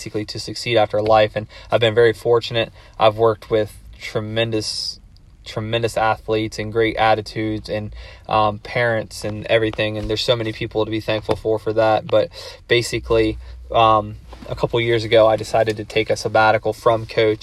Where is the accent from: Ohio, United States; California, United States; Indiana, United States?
Ohio, United States; Circleville; I'm from Circleville, Ohio